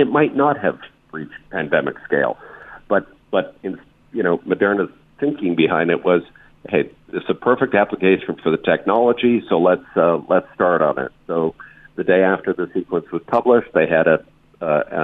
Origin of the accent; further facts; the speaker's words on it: Canada; now in United States; I am Canadian